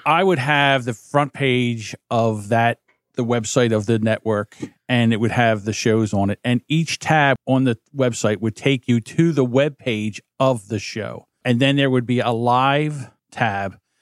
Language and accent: English; New Jersey, United States; I'm from New Jersey